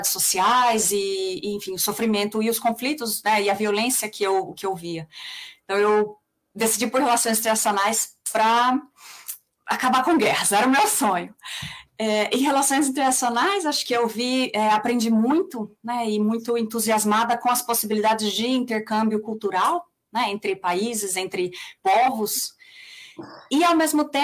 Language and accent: Portuguese; São Paulo, Brazil; accent: São Paulo; also born or lived in Mato Grosso / Recife; morei no Mato Grosso, morei em Recife, morei muito tempo em São Paulo, é daí que vem, é daí que vem meu sotaque.